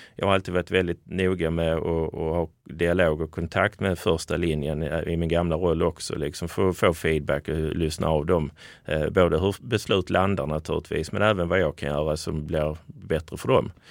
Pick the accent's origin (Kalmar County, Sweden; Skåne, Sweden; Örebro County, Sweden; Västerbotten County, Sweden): Skåne, Sweden; accent: Scanian; jag är en glad skåning i mina bästa år